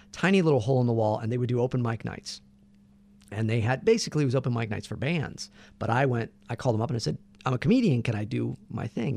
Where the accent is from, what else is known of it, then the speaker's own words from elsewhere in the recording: Santa Barbara, California, United States; born and raised in Santa Barbara, California